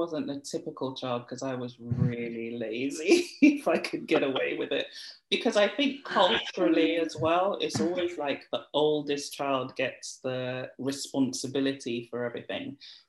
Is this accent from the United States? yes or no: no; Nigeria; now in London, United Kingdom; and then go back to school and I'm Nigerian again, or hanging out with my Nigerian friends versus my West Indian friends. So, and even here in London, like, my West Indian family is a large family